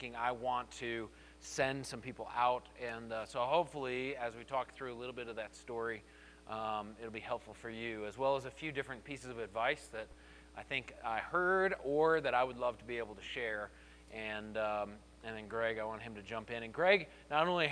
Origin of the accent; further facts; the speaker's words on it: Colorado Springs, Colorado, United States; I grew up here in Colorado Springs, and I grew up going to New Life